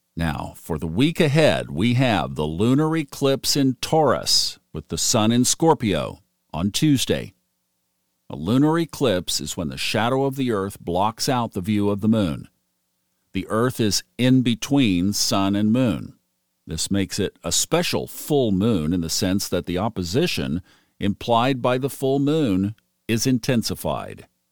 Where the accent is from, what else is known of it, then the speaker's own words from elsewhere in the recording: Oklahoma, United States; now in Smoky Mountains, United States; growing up in Oklahoma and having a grandfather who was in the energy arena